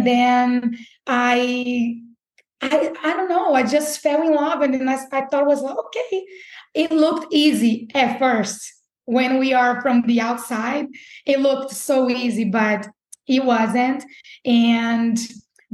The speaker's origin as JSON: {"language": "English", "town": "Recife", "region": "Pernambuco", "country": "Brazil", "also_born_or_lived": "Birmingham, Alabama", "moved": "as an adult", "lives_now": "Jacksonville, United States", "said": "I'm from Brazil, and I came to Brazil in 2010"}